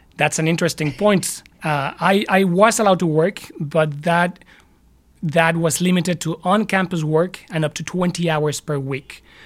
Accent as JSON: {"language": "English", "region": "Mexico City", "country": "Mexico", "tie": "born or raised there", "moved": "yes", "lives_now": "United States", "said": "while I was in Mexico City, my, my hometown"}